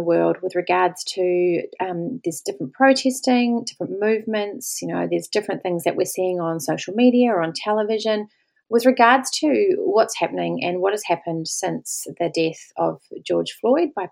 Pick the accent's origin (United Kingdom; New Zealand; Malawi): New Zealand; moved away as an adult; now in Australia; I am a New Zealander, I'm Pākehā